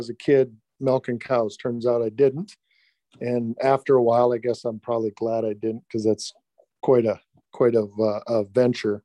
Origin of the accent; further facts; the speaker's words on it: South Dakota, United States; born and raised here in South Dakota